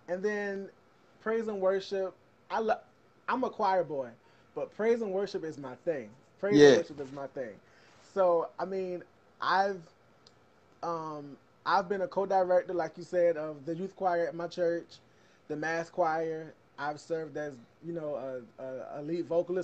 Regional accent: Savannah, Georgia, United States; I grew up in Savannah

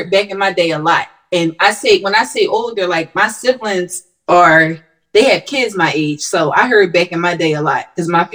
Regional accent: Philadelphia, Pennsylvania, United States; the area of Philly where I'm from South Philly. So to see the cost of the house, the small houses, like all of our homes in South Philly was always small

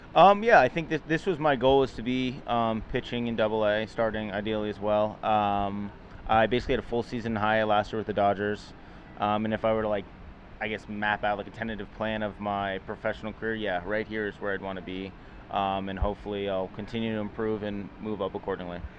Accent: Manhattan Beach, California, United States; I grew up in Los Angeles, Manhattan Beach, California

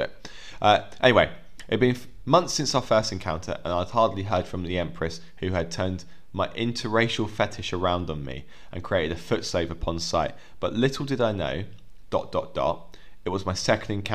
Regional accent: England, United Kingdom; we're English

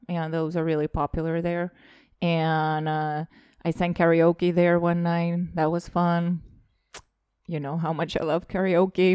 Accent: Rakvere, Lääne-Viru County, Estonia; moved away; also born or lived in Lasnamäe, Tallinn / Narva; When I was growing up in Rockwell

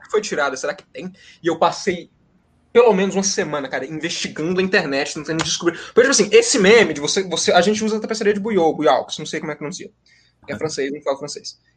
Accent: Minas Gerais, Brazil; also born or lived in Viçosa; eu sou de Minas Gerais.

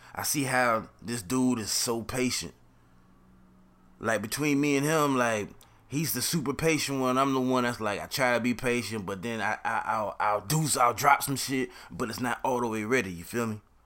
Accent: Jacksonville, Florida, United States; I'm from Jacksonville, Florida.

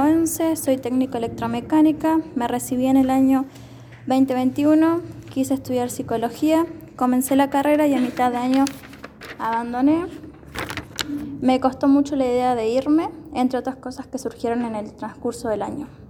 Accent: Zapala, Neuquén, Argentina; Soy de Zapala, nací en Neuquén, pero siempre viví acá.

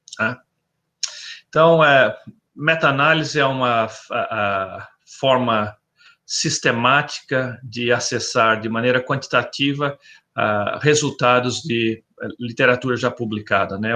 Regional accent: interior of São Paulo, Brazil; moved away as an adult; also born or lived in Botucatu / Arizona, United States / Davis, California, United States; now in Florida, United States; eu sou originário do interior de São Paulo

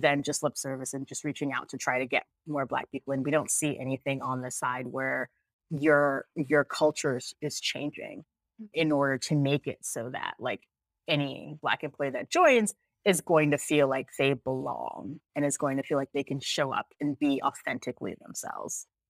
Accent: United States; also born or lived in Jamaica; I'm actually Jamaican, but I grew up here, so I'm also American

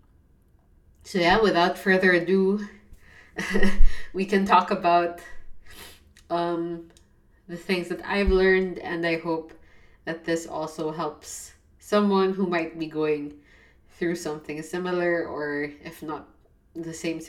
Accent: Philippines; I'm from the Philippines.

